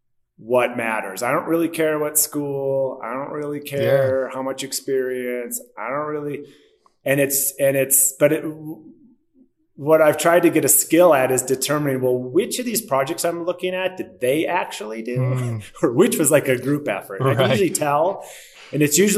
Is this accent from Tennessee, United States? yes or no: no; Milwaukee, Wisconsin, United States; moved away as an adult; also born or lived in Crested Butte, Colorado / Berkeley, California; now in Denver, United States; I was born and raised in Milwaukee, Wisconsin, kind of middle-class suburb